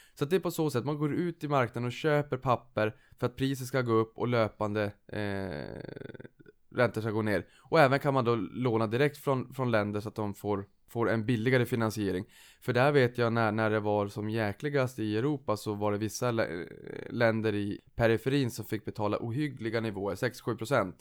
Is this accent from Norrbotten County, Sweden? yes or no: yes; Boden, Norrbotten County, Sweden; now in Stockholm, Sweden; jag kommer från Boden från första början